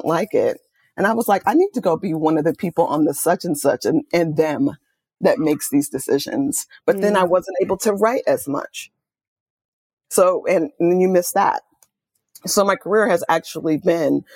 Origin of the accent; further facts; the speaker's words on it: Oakland, California, United States; I'm born and raised in Oakland, California